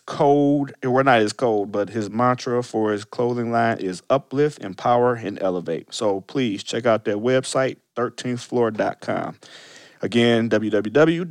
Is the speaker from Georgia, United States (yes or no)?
no; Cleveland, Ohio, United States; we're both from Cleveland